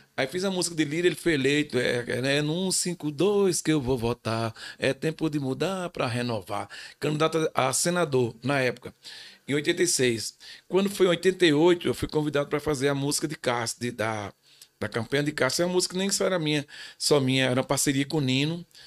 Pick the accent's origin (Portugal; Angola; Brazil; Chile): Brazil; Paraíba; eu sou um paraibano que toca axé